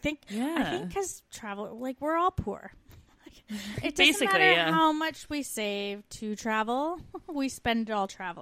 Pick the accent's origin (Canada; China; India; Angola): Canada; moved away